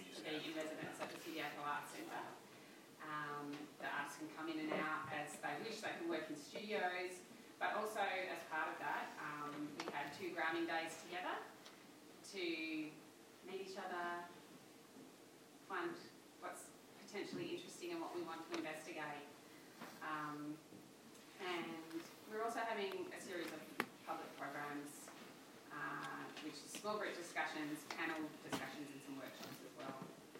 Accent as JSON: {"language": "English", "town": "Canberra", "region": "Australian Capital Territory", "country": "Australia", "tie": "born or raised there", "also_born_or_lived": "Melbourne", "moved": "yes", "lives_now": "Perth, Australia", "said": "Shona and I grew up in Canberra"}